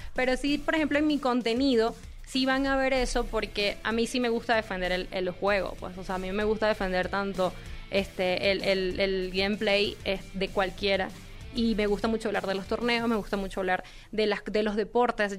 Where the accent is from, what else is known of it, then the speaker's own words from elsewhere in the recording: Venezuela; yo soy venezolana